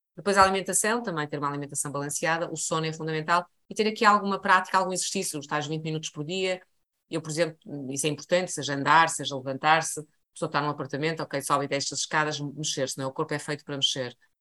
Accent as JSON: {"language": "Portuguese", "country": "Portugal", "said": "sendo eu português"}